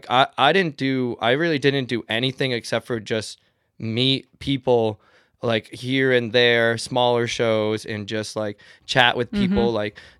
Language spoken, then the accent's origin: English; Lyman, Maine, United States; also born or lived in Des Moines, Iowa / Portland, Maine; I am from Maine. So but I grew up 30 minutes south of here in a small town called Lyman. I went to college at UMaine.